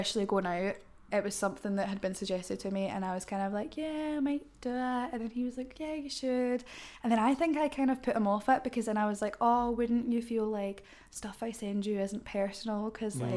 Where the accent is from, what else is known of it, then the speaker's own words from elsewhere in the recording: Cumbernauld, Scotland, United Kingdom; where I'm from Cumbernauld, and like where I'm from, like people are very cliquey.